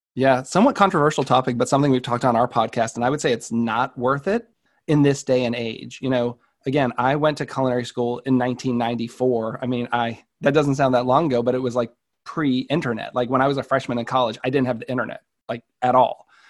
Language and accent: English; Marlborough, Massachusetts, United States; our hometown of Marlboro.